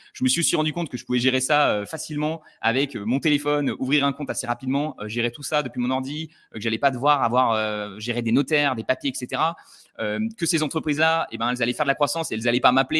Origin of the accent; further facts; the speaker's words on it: Le Puy-en-Velay, Auvergne-Rhône-Alpes, France; dans ma ville natale du Puy-en-Velay